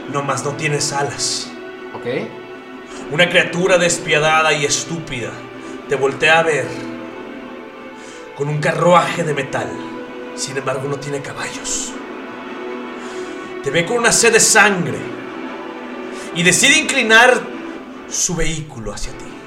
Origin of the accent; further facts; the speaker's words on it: Monterrey, Nuevo León, Mexico; Yo soy de Monterrey